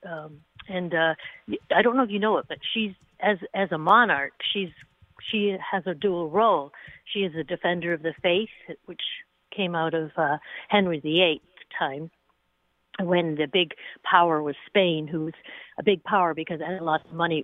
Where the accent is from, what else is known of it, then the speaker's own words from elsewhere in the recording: England, United Kingdom; also born or lived in Scotland / Northern Ireland; now in United States; I grew up in England. Spent most of my time in Scotland and Northern Ireland.